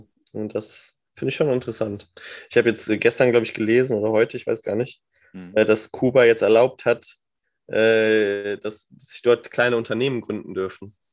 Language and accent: German; Germany; als Deutscher